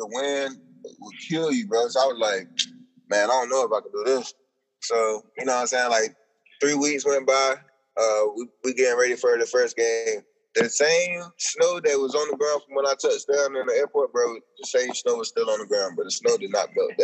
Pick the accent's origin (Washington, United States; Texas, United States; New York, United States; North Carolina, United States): North Carolina, United States; I'm from North Carolina